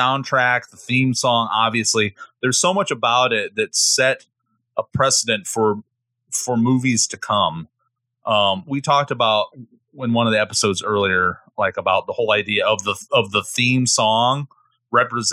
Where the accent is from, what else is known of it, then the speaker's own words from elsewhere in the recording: Midwest, United States; I'm from the Midwest and I have such an important relationship with Midwestern autumns and falls